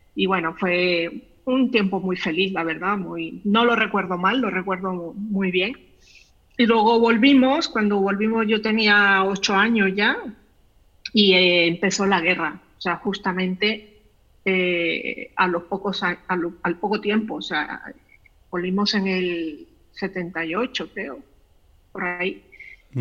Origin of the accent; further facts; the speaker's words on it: León, Nicaragua; yo nací en León y soy de León y, he vivido siempre en León